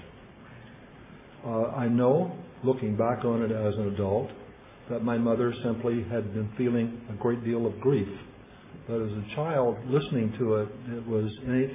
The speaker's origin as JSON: {"language": "English", "town": "Fort Worth", "region": "Texas", "country": "United States", "tie": "born or raised there", "said": "We moved to Fort Worth, which I consider my hometown because I lived there longer than anywhere else"}